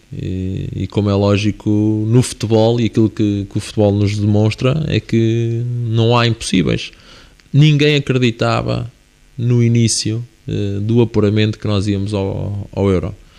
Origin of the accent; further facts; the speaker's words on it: Viseu, Centro, Portugal; iremos à minha terra, eh, neste momento onde eu habito, a Viseu